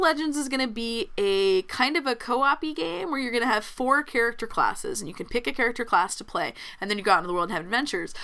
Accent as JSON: {"language": "English", "region": "Texas", "country": "United States", "said": "I'm a Texan"}